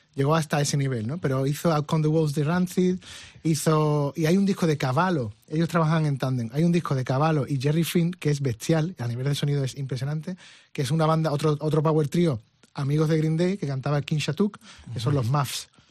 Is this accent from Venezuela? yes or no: no; Spain; no sé si soy el único español que lo ha tenido